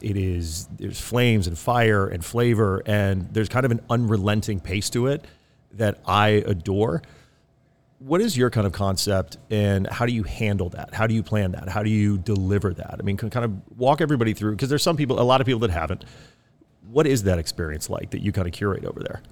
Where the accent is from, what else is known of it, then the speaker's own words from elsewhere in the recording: East Coast, United States; now in California, United States; I'm from the East Coast originally.